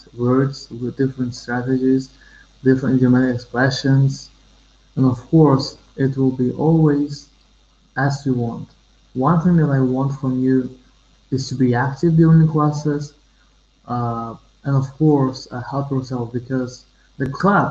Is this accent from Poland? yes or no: no; Uzbekistan; I'm from Uzbekistan, Central Asia